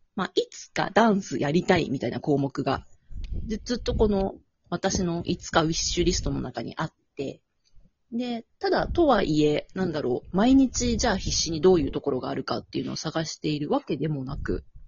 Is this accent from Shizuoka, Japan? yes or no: no; Tokyo, Japan; also born or lived in Ibaraki; now in Okinawa, Japan; 茨城生まれ、なんだ、東京育ち、沖縄在住です。